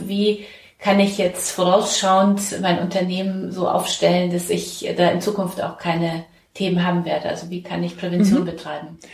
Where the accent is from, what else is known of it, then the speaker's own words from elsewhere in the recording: Bavaria, Germany; now in Hamburg, Germany; ich komme ja aus Bayern